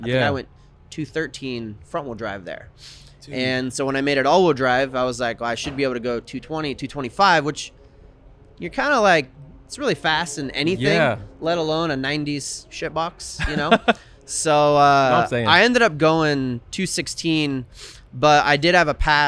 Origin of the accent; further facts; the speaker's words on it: Dominican Republic; now in Northwest, United States; I grew up in the Dominican Republic